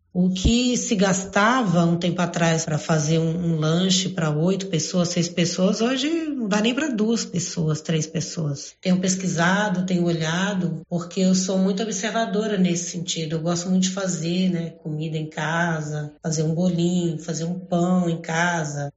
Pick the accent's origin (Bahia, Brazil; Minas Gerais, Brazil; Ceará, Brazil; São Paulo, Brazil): Minas Gerais, Brazil; Eu sou mineira